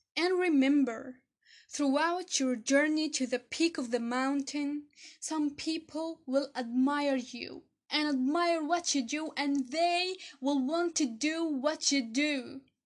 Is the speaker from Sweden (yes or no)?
no; Egypt; I'm from Egypt